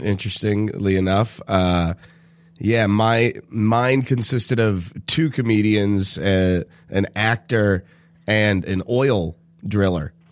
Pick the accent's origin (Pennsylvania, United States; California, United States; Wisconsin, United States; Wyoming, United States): California, United States; Southern; a Southern California boy